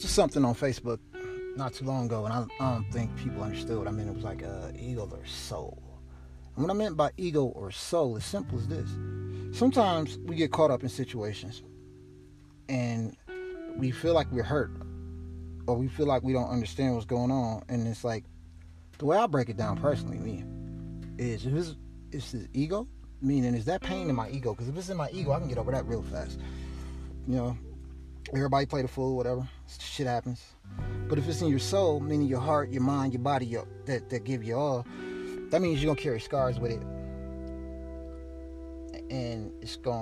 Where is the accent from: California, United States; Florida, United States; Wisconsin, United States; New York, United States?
Wisconsin, United States; Milwaukee; I grew up on Port Washington. Actually, well, we started off on 30th in Capitol